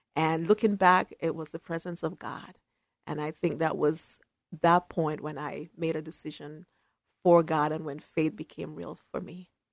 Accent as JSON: {"language": "English", "country": "Jamaica", "tie": "born or raised there", "also_born_or_lived": "New York City, United States / Syracuse, New York, United States / Berrien Springs, Michigan, United States", "moved": "yes", "lives_now": "Portland, United States", "said": "I was raised by my grandmother in Jamaica, uh, West Indies"}